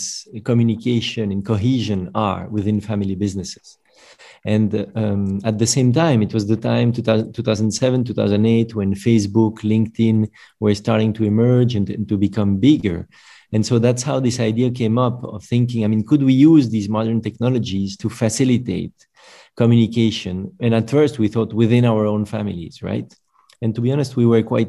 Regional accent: Brussels, Brussels-Capital Region, Belgium; also born or lived in London; I'm also from Brussels, Belgium

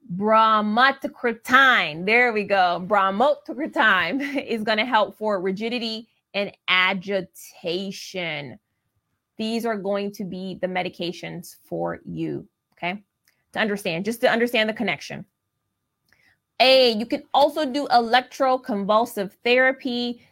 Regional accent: Ohio, United States; I'm from Ohio in the Midwest

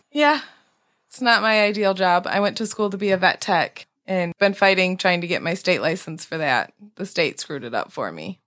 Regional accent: Grand Rapids, Michigan, United States; I am from Grand Rapids

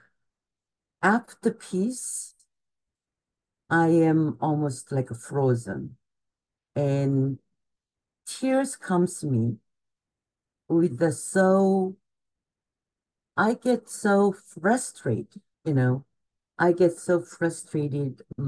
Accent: Gwangju, South Korea; moved away as an adult; also born or lived in Seoul, South Korea; now in New York, United States; I was born in Gwangju, Korea, which is about 3 hours south of the Seoul. And I came to university, Ewha University in Seoul. And almost immediately after the college, and I came to New York.

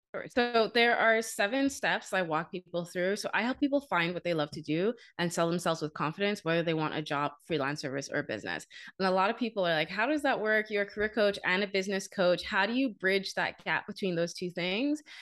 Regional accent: Bahamas; moved away as an adult; also born or lived in Canada; I'm originally from the Bahamas

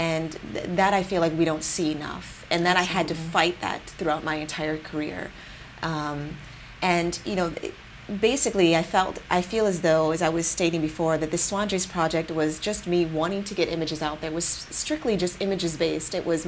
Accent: California, United States; I have been born and raised in the Bay Area, I don't have a large foundation footprint here

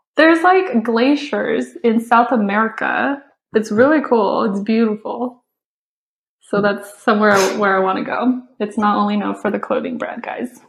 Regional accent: China; moved away; I grew up watching it in China

